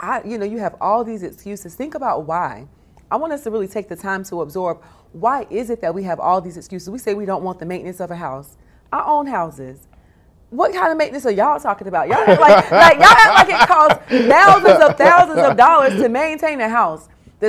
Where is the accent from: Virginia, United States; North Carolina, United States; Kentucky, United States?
North Carolina, United States; I am. I'm a Southerner.